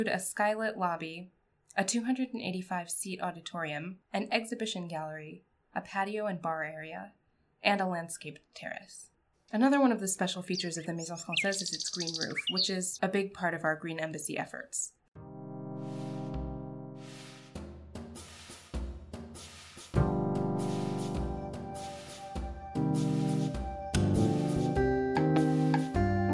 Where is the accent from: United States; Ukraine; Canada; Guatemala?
United States; I'm American